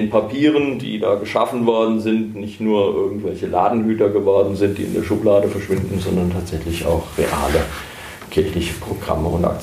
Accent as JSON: {"language": "German", "town": "Herborn", "region": "Hesse", "country": "Germany", "tie": "born or raised there", "said": "56 Jahre alt, geboren in Herborn ähm, und dort auch groß geworden. Ähm, studiert habe ich in Heidelberg und in Marburg."}